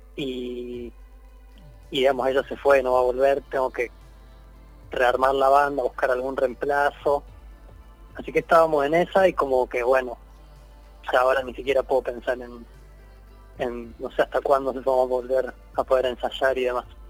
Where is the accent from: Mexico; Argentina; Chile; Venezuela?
Argentina; Rosario, Santa Fe; soy de Rosario, así que estoy en Rosario